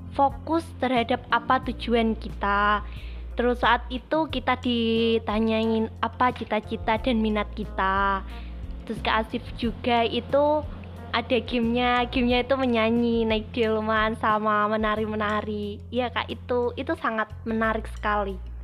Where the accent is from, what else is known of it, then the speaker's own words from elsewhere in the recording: Jepara, Central Java, Indonesia; Saya berasal dari Sumanding, Kebang, Jepara